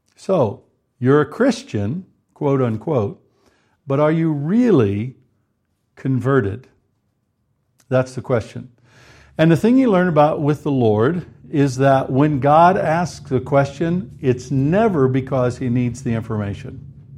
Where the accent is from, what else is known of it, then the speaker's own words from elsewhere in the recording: United States; moved away as an adult; now in United Kingdom; Karen and I, as you know, are from the United States originally